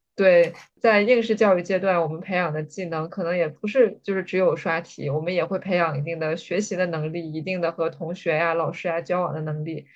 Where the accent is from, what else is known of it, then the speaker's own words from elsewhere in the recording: Jilin, China; 我是来自吉林省